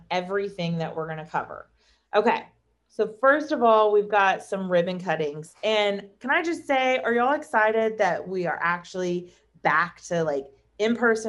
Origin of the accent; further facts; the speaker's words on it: Texas, United States; We're Texan